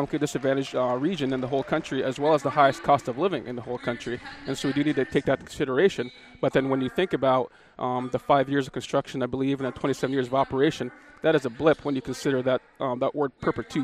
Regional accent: Akiachak, Alaska, United States; also born or lived in Bethel, Alaska; I'm originally from Akachuk, Alaska, which is a village about 20 miles upriver

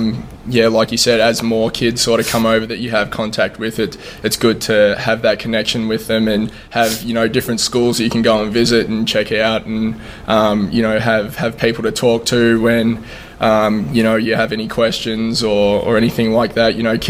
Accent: Melbourne, Victoria, Australia; moved away as an adult; now in Bloomington, United States; I'm from Melbourne, Australia.

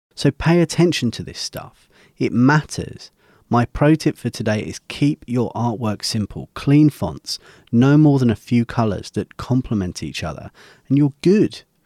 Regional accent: United Kingdom; my home country of the U K

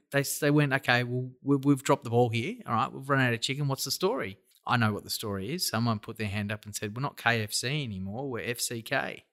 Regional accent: Australia; we're all Australian

